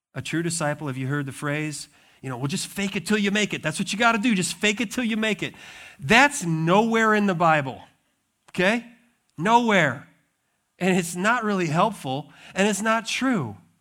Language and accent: English; Montana, United States; also born or lived in Wisconsin; now in Michigan, United States; I grew up in Montana